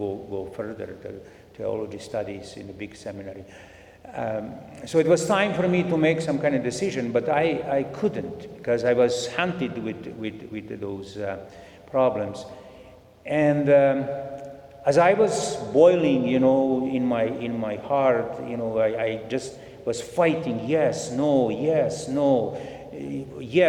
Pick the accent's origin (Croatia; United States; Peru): Croatia; moved away as an adult; also born or lived in Bosnia / Zagreb, Croatia; now in Edmonton, Canada; I was born in Bosnia. Mm-hmm. My parents moved to Croatia. And then from Croatia, in Croatia, you know, we lived mm-hmm. there